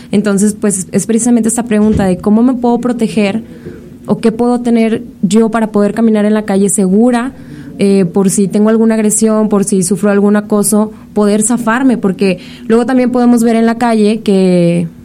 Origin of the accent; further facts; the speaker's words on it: Monterrey, Nuevo León, Mexico; nosotros somos de la ciudad de Monterrey, vengo de Monterrey